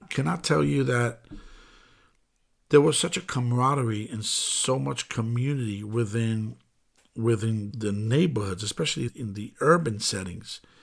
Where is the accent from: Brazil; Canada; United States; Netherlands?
United States; New York City, New York; I'm born and raised in the Bronx